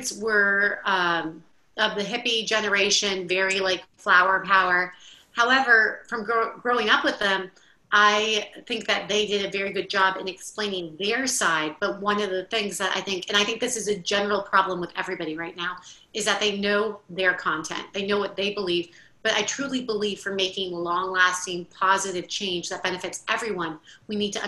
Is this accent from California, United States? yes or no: no; Miami, Florida, United States; moved away as an adult; now in New Orleans, United States; I grew up in Miami, Florida